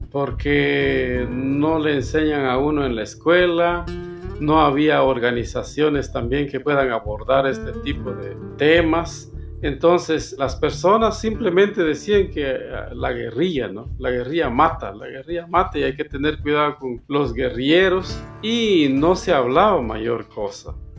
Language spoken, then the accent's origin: Spanish; Sumpango, Sacatepéquez, Guatemala; Soy originario de Guatemala, específicamente en Zacatepeques